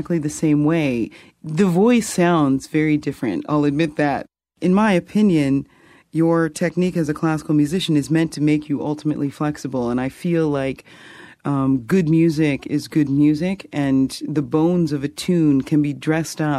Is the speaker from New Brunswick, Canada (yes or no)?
yes; Fredericton, New Brunswick, Canada; I grew up in Fredericton and Brunswick Street United Baptist Church